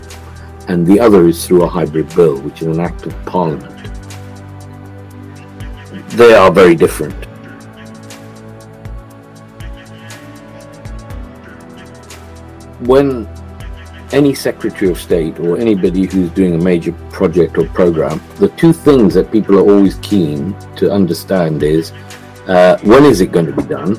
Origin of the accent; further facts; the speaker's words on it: Kenya; moved away as an adult; now in England, United Kingdom; I was born and brought up in Kenya, and lived in Kenya pre-independence and post-independence